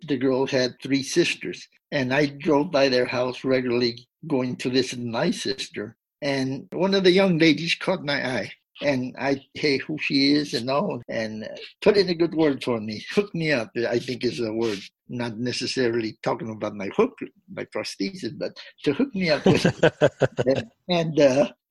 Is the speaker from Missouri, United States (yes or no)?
no; Del Rio, Texas, United States; my hometown of Del Rio